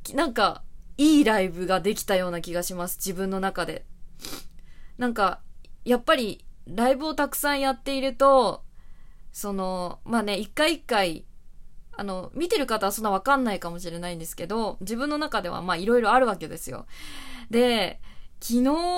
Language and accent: Japanese; Chofu, Tokyo, Japan; まあ私の地元の調布も